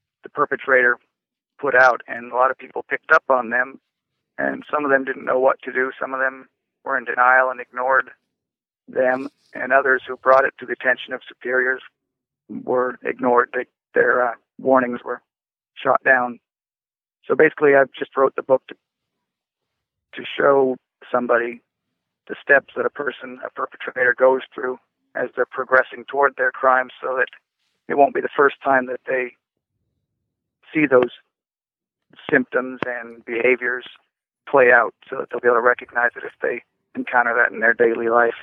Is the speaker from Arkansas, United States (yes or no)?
no; Washington, United States; I grew up in Washington State